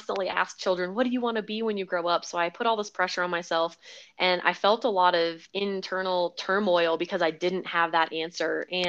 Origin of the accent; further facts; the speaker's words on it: the Carolinas, United States; also born or lived in Hawaii / California / Florida; now in Colorado, United States; So primarily, I would say I grew up in the South, the Southeast, in the Carolinas, but I was born in Hawaii, lived in California, Florida, all over the place, and only moved out to Colorado a little over 2 years ago.